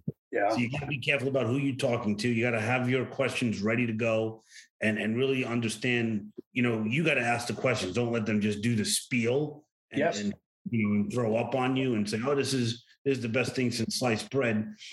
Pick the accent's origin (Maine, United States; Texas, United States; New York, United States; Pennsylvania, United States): New York, United States; New York City; I was born and raised in New York City.